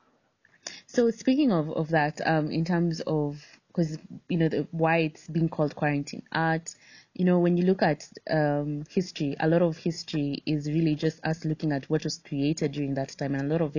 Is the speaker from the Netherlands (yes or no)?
no; Kenya; as Kenyan or African writers and content creators